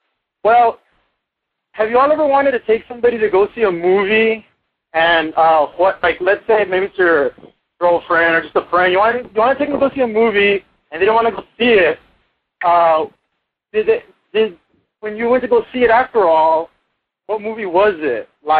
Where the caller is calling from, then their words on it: Santa Rosa, Texas, United States; I'm calling from Santa Rosa, Texas. I'm way down at the bottom tip of Texas. Literally, the border is like I can drive like maybe for 10 minutes and be there.